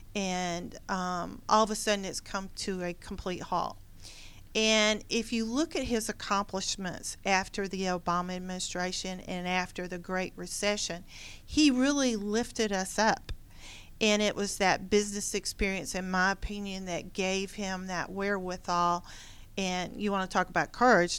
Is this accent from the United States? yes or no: yes; Gwinnett County, Georgia, United States; also born or lived in Loganville, Georgia / Forsyth County, Georgia; I grew up here in Gwinnett County